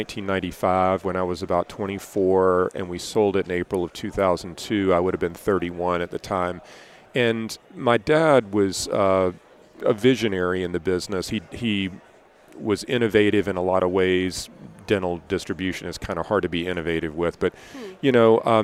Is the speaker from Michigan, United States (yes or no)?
no; Columbia, South Carolina, United States; I grew up in Columbia, South Carolina